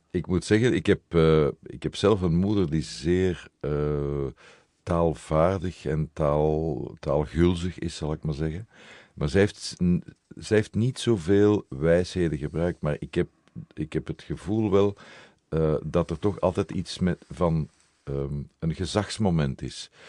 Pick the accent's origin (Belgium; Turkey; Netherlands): Belgium; Brussels, Brussels-Capital Region; ik ben Brusselaar. Ik ben een echte Brusselaar